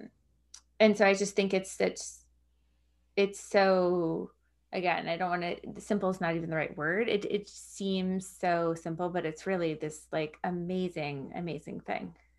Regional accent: Long Island, New York, United States; moved away; I grew up on Long Island

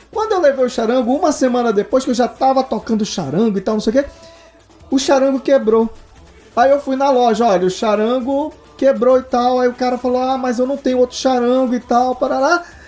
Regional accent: Manaus, Amazonas, Brazil; eu sou de Manaus

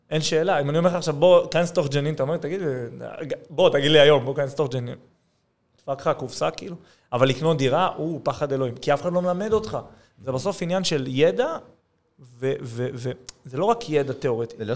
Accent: Judea and Samaria Area, Israel; כי כזה גדלתי בשומרון, אבל אני חילוני

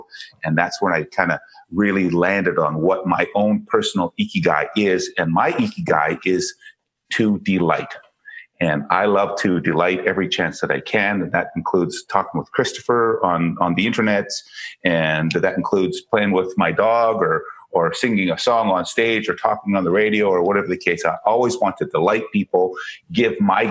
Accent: Canada; also born or lived in Calgary, Canada; I'm a Canadian. I live in Calgary, Canada.

